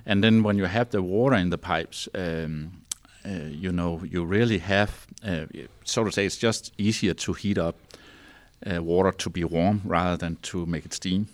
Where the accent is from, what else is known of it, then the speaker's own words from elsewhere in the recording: north of Copenhagen, Zealand, Denmark; English is a second language; I grew up, uh, on the, um, Copenhagen Island, so to say, we call it Zealand, so that's where the capital is, and, but, um, north of Copenhagen